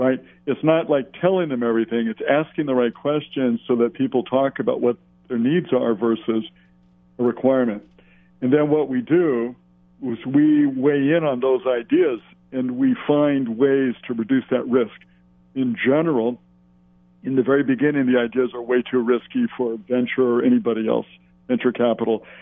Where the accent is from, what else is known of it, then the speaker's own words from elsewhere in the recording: Hawaii, United States; we're just guys from Hawaii and girls from Hawaii